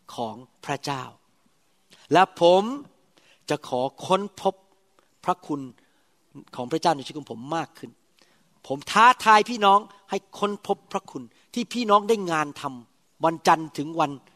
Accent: Thailand; moved away as an adult; now in United States; ขอบคุณพระเจ้าเพื่อเป็นคนไทยอดีแล้ว ไม่ต้องไปเป็นคนอเมริกันหรอก

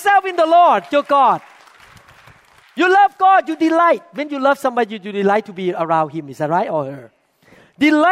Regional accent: Thailand; moved away; When we were growing up in Thailand

